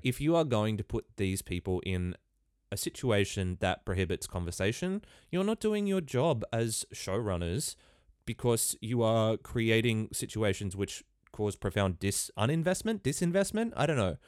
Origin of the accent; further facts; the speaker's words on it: Ballina, New South Wales, Australia; I come from Ballina in northern New South Wales.